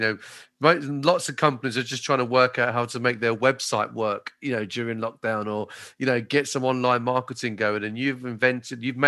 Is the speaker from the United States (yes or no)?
no; Maidstone, South East England, United Kingdom; I'm from Maidstone. People from Maidstone, we don't leave Maidstone very often